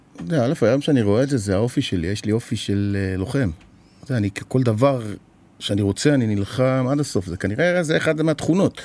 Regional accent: Israel; באתי מישראל

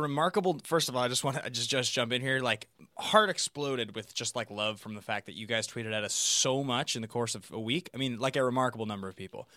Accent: Seattle, Washington, United States; moved away as an adult; now in Los Angeles, United States; I moved to L A and I was from Seattle

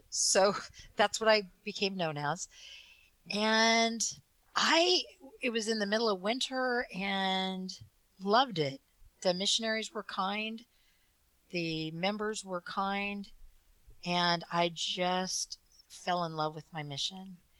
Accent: Provo, Utah, United States; I was born in Provo, Utah

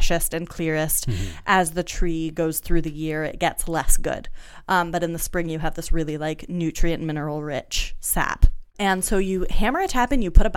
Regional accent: Canada; moved away; also born or lived in United States; as a Canadian who lived for a decade in the United States

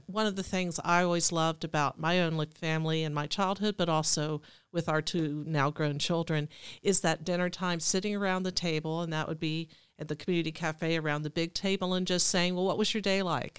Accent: Alexandria, Virginia, United States; now in Cumberland, United States; I grew up in Alexandria, Virginia, I was an only child

